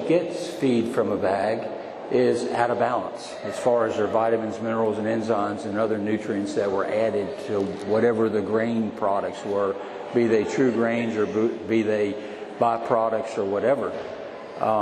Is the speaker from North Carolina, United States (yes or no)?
yes; North Carolina, United States; I literally had an outhouse growing up in North Carolina